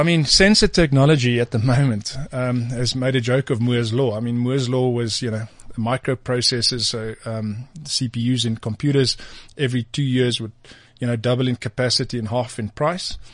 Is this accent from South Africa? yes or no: yes; South Africa; as a South African